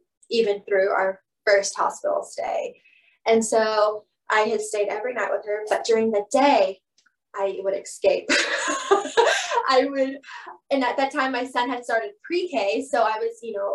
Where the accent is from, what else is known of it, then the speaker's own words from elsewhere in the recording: Bethany, Oklahoma, United States; I'm from Bethany. Normal, like originally from Bethany